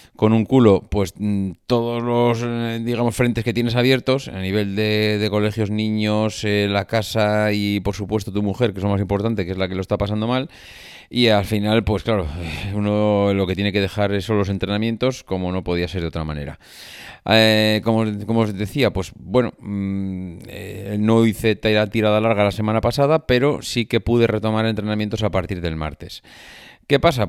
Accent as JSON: {"language": "Spanish", "region": "La Rioja", "country": "Spain", "moved": "yes", "said": "en mi tierra"}